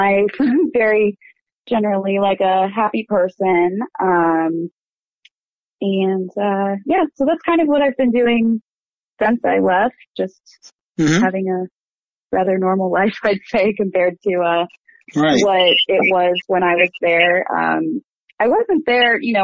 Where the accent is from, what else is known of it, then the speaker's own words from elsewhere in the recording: Westerville, Ohio, United States; I am from Westerville, Ohio, which is a suburb of Columbus